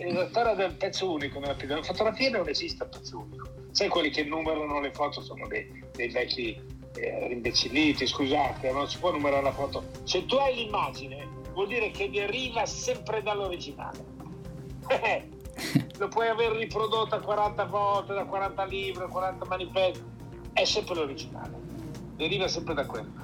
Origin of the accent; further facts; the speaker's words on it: Milan, Lombardy, Italy; now in Tuscany, Italy; sono milanese però vivo in Toscana